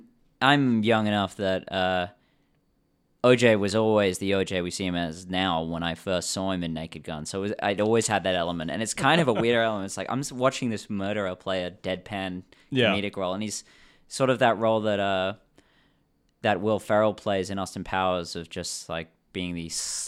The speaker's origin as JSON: {"language": "English", "region": "England", "country": "United Kingdom", "tie": "born there", "said": "I was born in England, and I care about the Queen's English"}